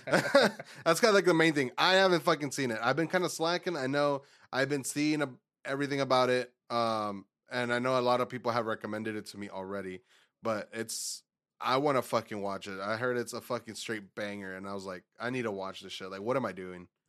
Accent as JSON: {"language": "English", "region": "Texas", "country": "United States", "said": "we're from Texas"}